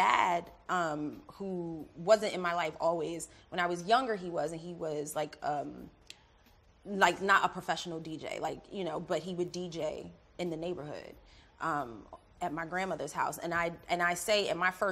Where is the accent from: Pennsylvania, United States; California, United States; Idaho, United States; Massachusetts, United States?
Pennsylvania, United States; Philadelphia; I'm from Philly